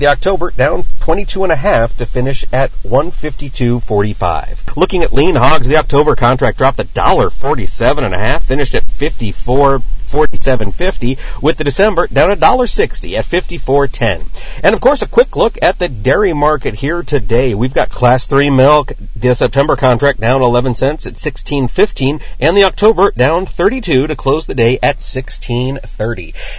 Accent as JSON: {"language": "English", "country": "United States", "said": "Because I'm an American and I get things done, Delaney."}